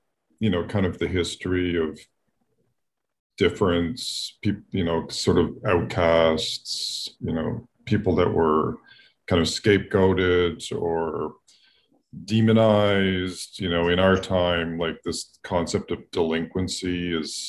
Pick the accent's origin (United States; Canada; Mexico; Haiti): Canada; Toronto, Ontario; I grew up in Toronto